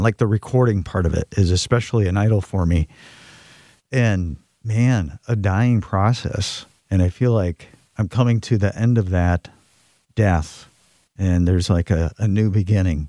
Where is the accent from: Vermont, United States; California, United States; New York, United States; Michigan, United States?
Michigan, United States; Cheboygan; I'm from Sheboygan, Michigan, a little town in northern